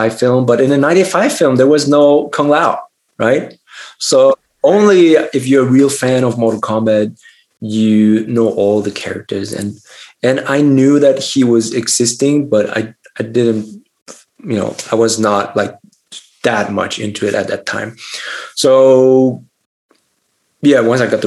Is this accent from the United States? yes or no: no; Germany; I grew up in Germany